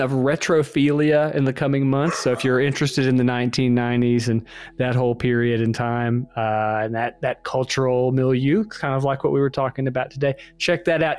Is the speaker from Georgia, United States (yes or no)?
yes; Georgia, United States; moved away; I grew up in Georgia